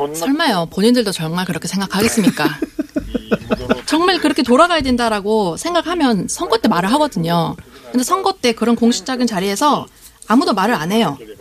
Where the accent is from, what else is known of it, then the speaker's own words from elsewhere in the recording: Japan; 그 일본인으로서